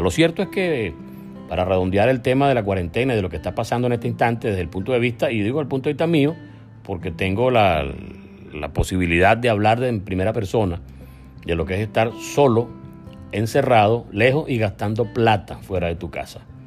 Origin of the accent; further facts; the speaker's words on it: Venezuela; moved away as an adult; País al cual tenemos derecho a regresar, por cierto, porque somos venezolanos